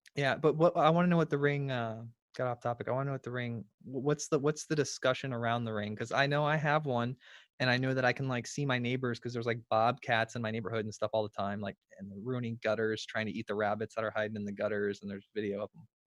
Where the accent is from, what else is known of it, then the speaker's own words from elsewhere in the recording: Florida, United States; I'm from Florida. I'm in Florida